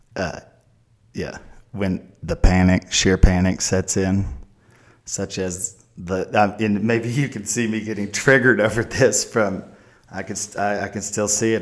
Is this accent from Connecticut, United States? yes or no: no; Oklahoma, United States; we're from Oklahoma. And it's hard for Oklahomans to ask for help